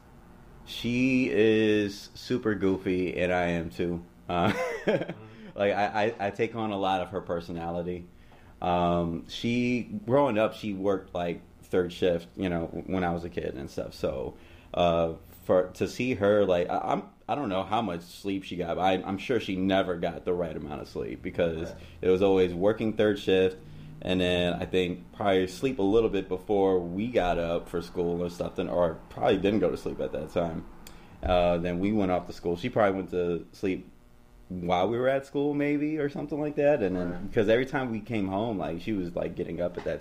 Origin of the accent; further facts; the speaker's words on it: Aurora, Illinois, United States; I'm from Aurora, Illinois